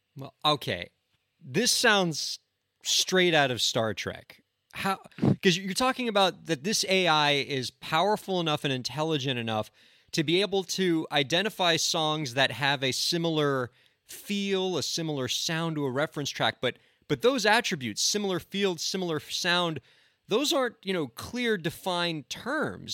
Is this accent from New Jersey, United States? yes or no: no; South Florida, United States; up in Davie, about forty-five minutes from my hometown